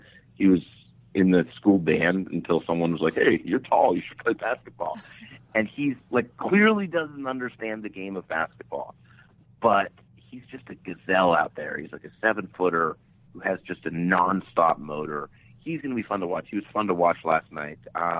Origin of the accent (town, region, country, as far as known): Minnesota, United States; born or raised there